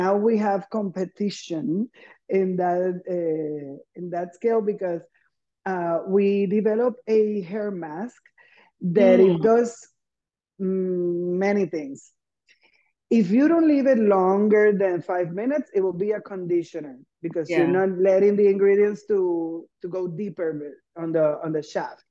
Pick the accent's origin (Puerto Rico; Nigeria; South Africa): Puerto Rico; I'm from Puerto Rico, and we tend to think in a small island of 3 million something people.